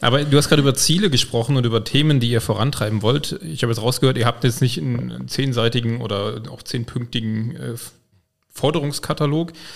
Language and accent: German; Koblenz, Rhineland-Palatinate, Germany; Ich komme ja aus Güls